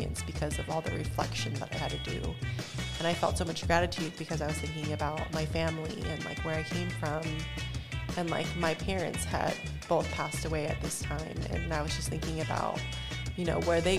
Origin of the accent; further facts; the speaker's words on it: Midway City, California, United States; also born or lived in Memphis, Tennessee / Seattle; I grew up in Midway City, which is this tiny little city that sits nestled in Westminster, which is also known as Little Saigon